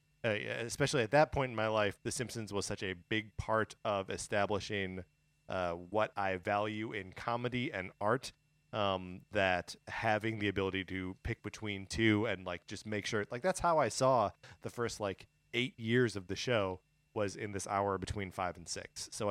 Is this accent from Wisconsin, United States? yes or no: yes; Wisconsin, United States; I have like a historical answer that is from all of my time growing up in Wisconsin, just on the other side of the Illinois border, where we would get the TV feeds from both Chicago and Milwaukee, right?